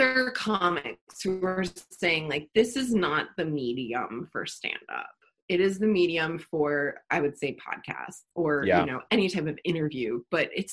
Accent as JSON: {"language": "English", "town": "Baltimore", "region": "Maryland", "country": "United States", "moved": "yes", "lives_now": "Los Angeles, United States", "said": "I'm from Baltimore, Maryland, the East Coast."}